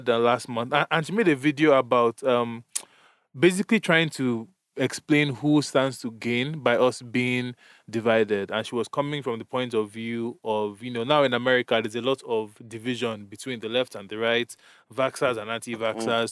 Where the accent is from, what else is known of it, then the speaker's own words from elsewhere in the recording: Nigeria; moved away; we grew up in Nigeria, so I was socialized in a certain way